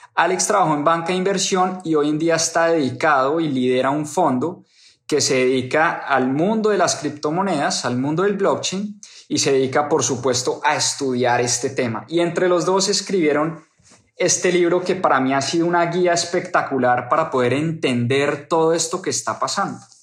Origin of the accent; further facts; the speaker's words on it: Colombia; moved away; para las personas que están en mi país